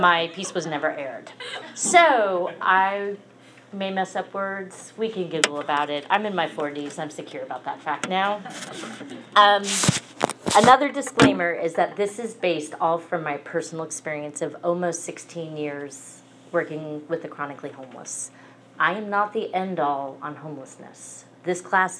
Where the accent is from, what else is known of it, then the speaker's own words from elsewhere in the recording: New Jersey, United States; moved away as an adult; also born or lived in Atlanta, Georgia; I am from New Jersey. I moved to Atlanta in 1999